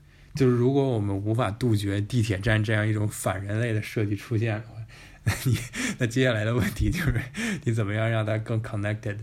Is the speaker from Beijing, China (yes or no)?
yes; Beijing, China; born or raised there